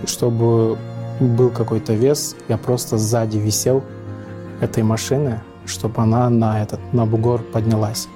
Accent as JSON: {"language": "Russian", "town": "Bishkek", "country": "Kyrgyzstan", "said": "я из Бишкека, из Кыргызстана"}